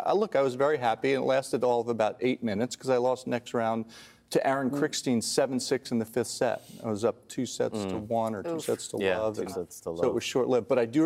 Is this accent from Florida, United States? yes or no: no; New York, United States; I come from New York. Both of us come from New York.